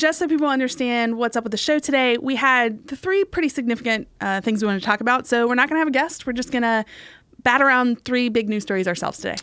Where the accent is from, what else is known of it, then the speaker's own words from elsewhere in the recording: West Virginia, United States; I'm from West Virginia, and this one has some ties to my home state